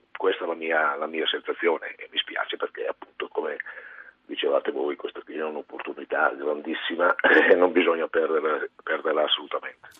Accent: Italy

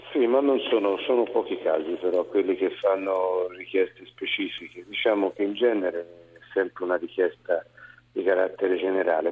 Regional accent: Tuscany, Italy; also born or lived in Lucca; sono un toscano

